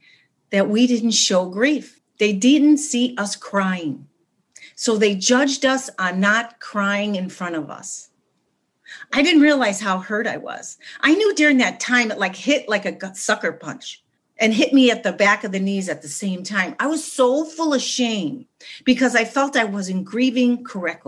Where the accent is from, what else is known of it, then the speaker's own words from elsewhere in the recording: Chicago, Illinois, United States; also born or lived in West Los Angeles; now in Los Angeles, United States; I'm from Chicago and I live in West Los Angeles now.